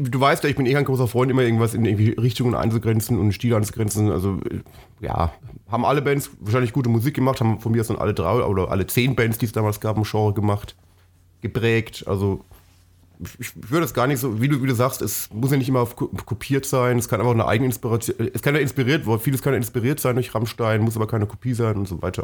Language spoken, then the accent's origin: German; Franconia, Bavaria, Germany; bei uns ist ja, ist ja sehr, äh, war ja sehr fränkisch geprägt, wo ich aufgewachsen bin